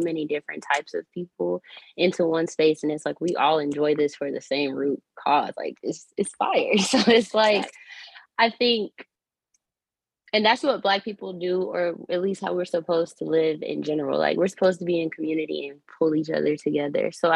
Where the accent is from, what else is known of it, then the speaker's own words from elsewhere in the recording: Charlotte, North Carolina, United States; I'm from Charlotte, North Carolina.